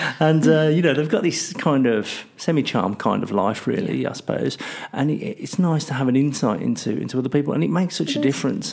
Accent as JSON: {"language": "English", "country": "United Kingdom", "said": "I'm British"}